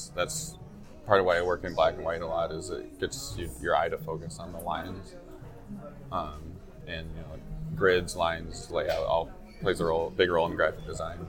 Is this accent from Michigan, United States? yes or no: yes; Port Huron, Michigan, United States; I'm actually from Port Huron